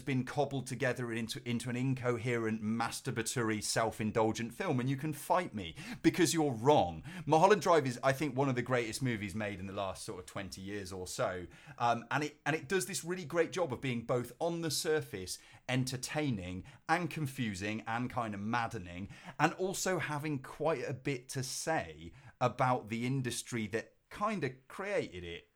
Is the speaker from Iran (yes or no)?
no; Cheltenham, South West England, United Kingdom; my hometown of, of Cheltenham